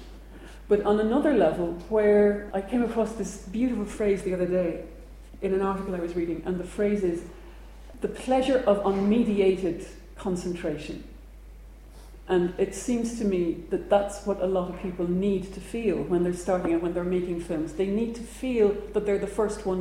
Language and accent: English; Ireland; growing up in Ireland